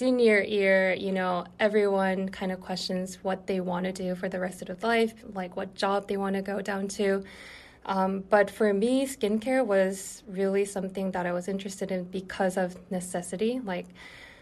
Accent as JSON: {"language": "English", "country": "South Korea", "tie": "born or raised there", "also_born_or_lived": "Syracuse, New York, United States", "said": "Yeah, so I was actually born and raised in South Korea."}